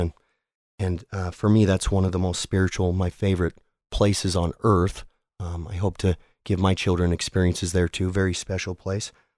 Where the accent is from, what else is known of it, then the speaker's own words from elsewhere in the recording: South Jordan, Utah, United States; also born or lived in Salt Lake City, Utah / Murray, Utah; I was born in 1979 in Salt Lake City, Utah. I grew up in South Jordan with a stop along the way in Murray